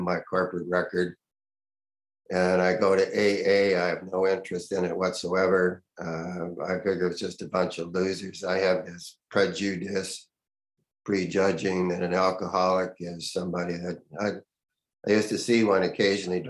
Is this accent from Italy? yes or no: no; Canada; moved away as an adult; also born or lived in United States; I'm a Canadian, I'm working in the United States.